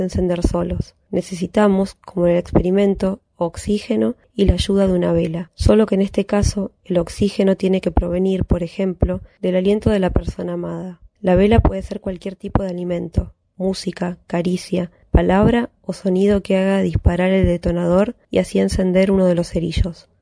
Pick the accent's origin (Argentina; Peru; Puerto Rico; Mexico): Argentina; Buenos Aires; soy de Barracas, ciudad autónoma de Buenos Aires